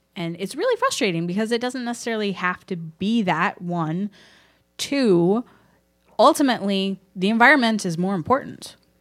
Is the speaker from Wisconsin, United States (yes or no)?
no; Houston, Texas, United States; I grew up in Houston, which is a big oil town